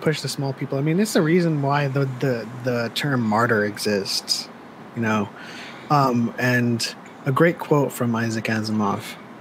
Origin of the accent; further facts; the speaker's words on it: East Coast, United States; I grew up on the East Coast